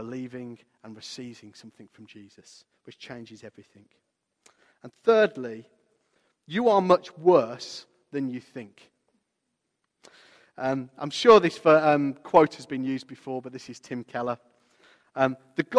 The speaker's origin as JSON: {"language": "English", "town": "Walsall", "region": "West Midlands", "country": "United Kingdom", "tie": "born or raised there", "said": "I remember the street, it was called the Sutton Road in my hometown of Walsall."}